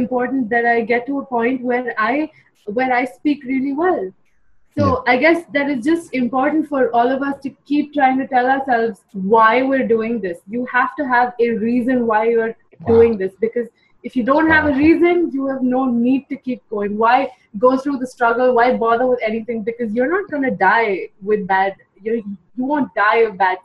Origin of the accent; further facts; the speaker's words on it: India; also born or lived in Mumbai, India; I'm from India